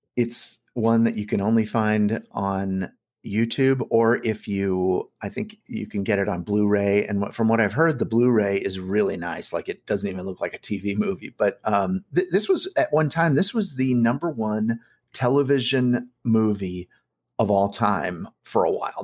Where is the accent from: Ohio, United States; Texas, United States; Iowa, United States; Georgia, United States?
Iowa, United States; Bettendorf; I grew up in Bettendorf, Iowa